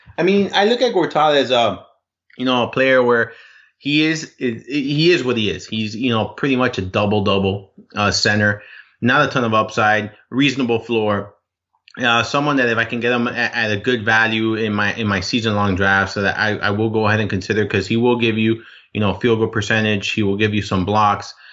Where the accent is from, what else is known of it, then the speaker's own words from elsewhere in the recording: Miami, Florida, United States; I'm from Miami.